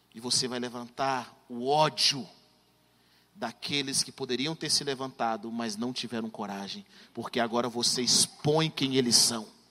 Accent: Brazil; moved away as an adult; now in United States; nós crescemos no Brasil

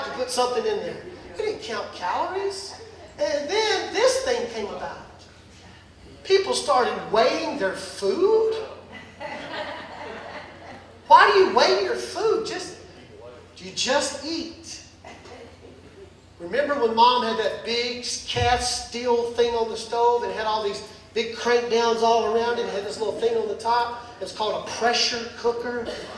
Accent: the South, United States; soul food growing up in the South

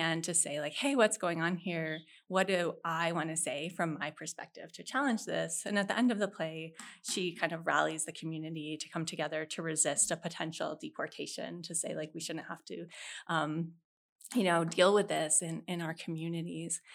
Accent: Vermont, United States; now in San Antonio, United States; I grew up in Vermont

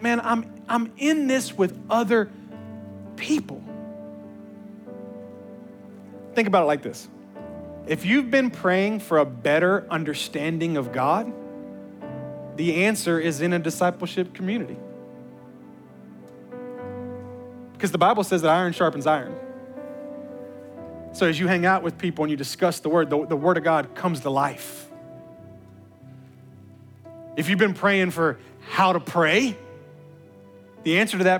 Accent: Memphis, Tennessee, United States; I'm from the hood. I was raised in Memphis

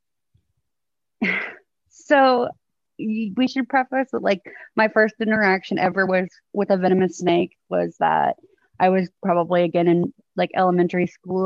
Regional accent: outside Houston, Texas, United States; also born or lived in Oklahoma; I was born in Oklahoma. And when I was 2, I moved to Texas. So I grew up in Texas. I've lived here pretty much my whole life, just right outside of Houston

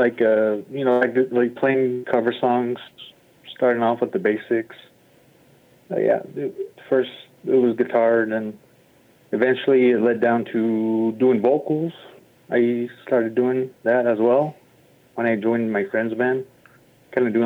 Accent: Sanders, Arizona, United States; I grew up in Sanders, Arizona, like a little reservation town.

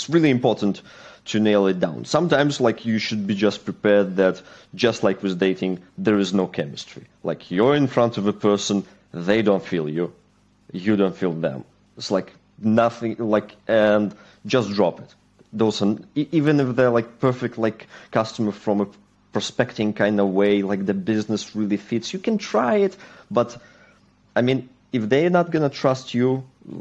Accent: Belarus; also born or lived in Manchester, United Kingdom; I'm originally from Belarus, Eastern Europe

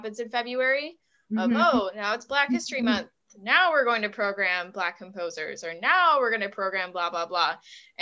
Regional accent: Buffalo, New York, United States; moved away; I was from Buffalo

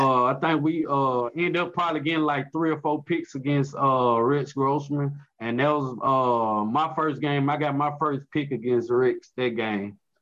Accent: Mississippi, United States; I'm from Mississippi

